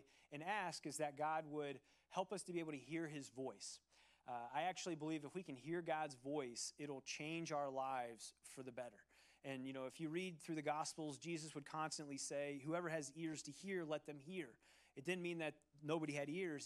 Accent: Cincinnati, Ohio, United States; moved away; Growing up in Ohio, in the city of Cincinnati, the great city of Cincinnati

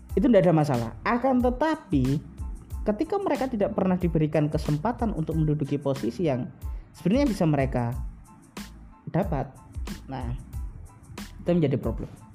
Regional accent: Surabaya, East Java, Indonesia; di kampung saya, di Jawa Timur, di kampung saya, di Surabaya

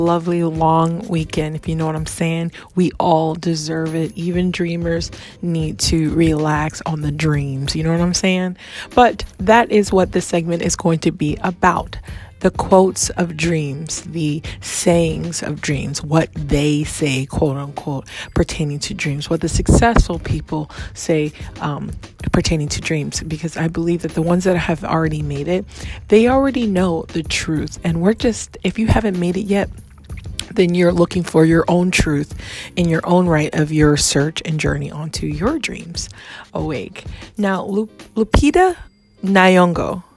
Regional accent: Hawaii, United States; I'm African American and I am also raised in Hawaii, so I would say I'm a Hawaiian African American

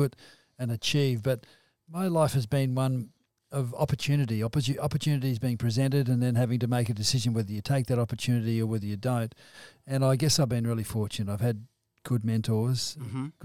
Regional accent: Victoria, Australia; now in South Australia, Australia; I was born in Victoria.

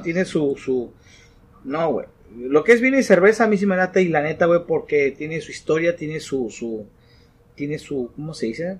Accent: Tijuana, Baja California, Mexico; somos de Tijuana

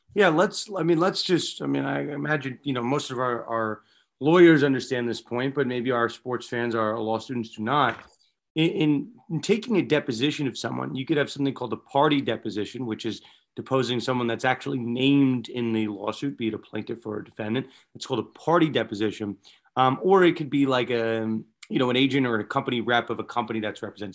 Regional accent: New York, United States; both growing up in New York

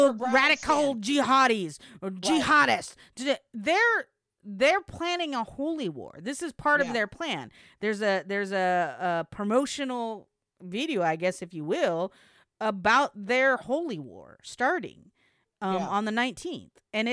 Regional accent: Tennessee, United States; Knoxville, yeah, from Tennessee. I'm from Tennessee.

